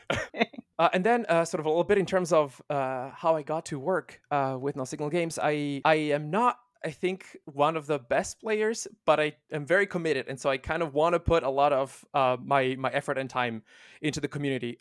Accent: Italy; first language Italian; English is a second language; moved away; also born or lived in Finland; I'm not a, uh, native English speaker. I, uh, was born and raised in Italy, um, and I spent a big chunk of my life in Finland

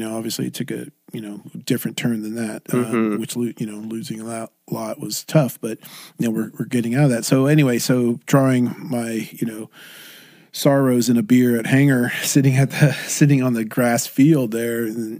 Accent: Irvine, California, United States; you know, I'm from Irvine. You know, I live in Irvine

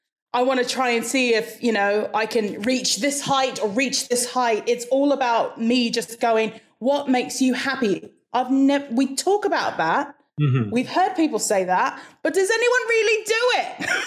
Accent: Hawaii, United States; also born or lived in -; I was born and raised in Hawaii. So I've been around accents the whole of my life.

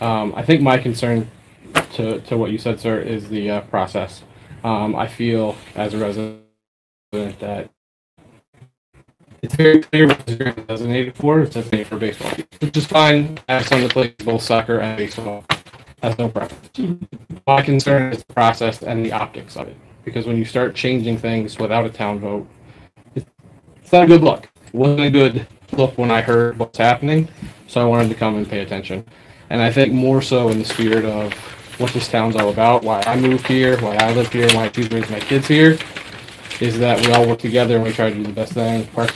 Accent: the South, United States; now in Killingworth, United States; I'm from the South, I moved up here, and I wouldn't want to be anywhere else than Killingworth.

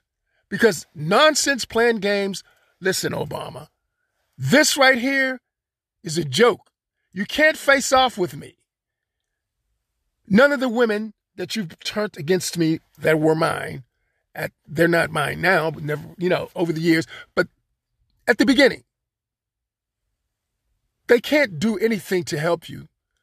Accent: Florida, United States; No, not really. I'm from Florida. A little bit more different, warmer climate, more pleasant.

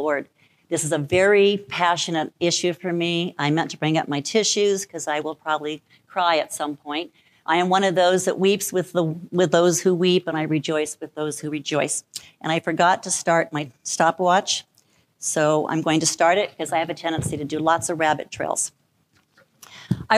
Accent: Albuquerque, New Mexico, United States; moved away as an adult; now in Cleveland Heights, United States; I'm born and raised in Albuquerque, New Mexico.

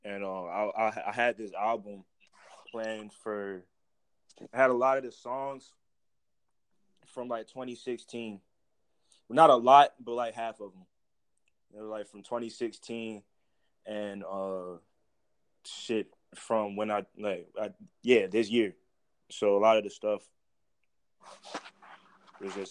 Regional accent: Portsmouth, Virginia, United States; now in Suffolk, United States; I'm from Portsmouth, bro. I came up in Portsmouth, real shit. Like, I live in Suffolk right now, but I came up in Portsmouth

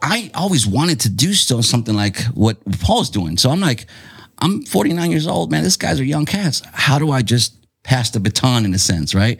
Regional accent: Chula Vista, California, United States; I grew up in Otay, like Castle Park

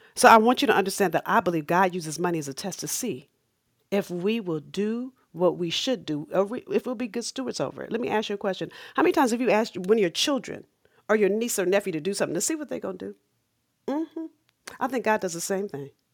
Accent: Los Angeles, California, United States; moved away as an adult; also born or lived in Massachusetts; I grew up in South Central L A.

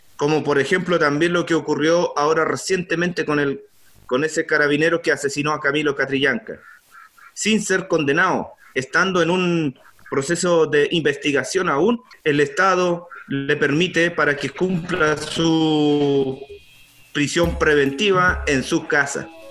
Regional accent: Curacautín, Araucanía, Chile; soy lonco del Lofradalco de la comuna Curacautín

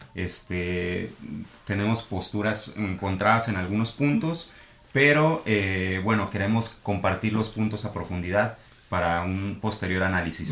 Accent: Mexico City, Mexico; now in Tijuana, Mexico; soy chilango.

